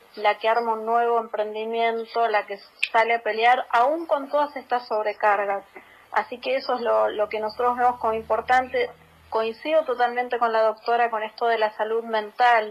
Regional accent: Florencio Varela, Buenos Aires Province, Argentina; somos de Florencio Varela

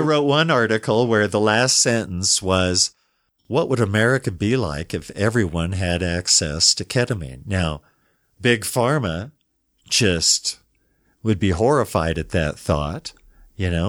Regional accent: Denver, Colorado, United States; I was raised in Denver

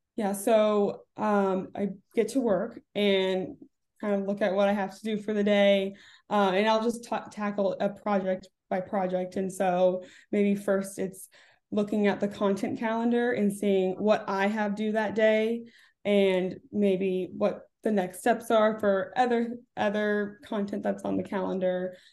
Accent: Orlando, Florida, United States; moved away as an adult; also born or lived in Davidson, North Carolina; I grew up in Orlando, Florida, with my two parents and my sister

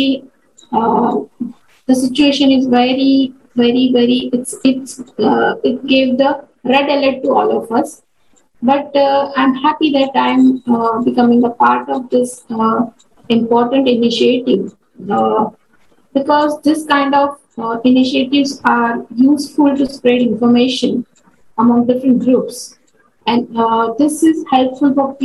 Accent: India; In my home country, India

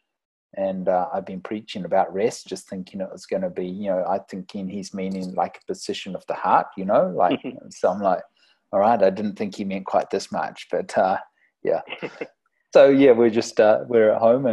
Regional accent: New Zealand; moved away as an adult; now in Redding, United States; I am a New Zealander, if you don't know, and came from New Zealand, moved over here in 2006

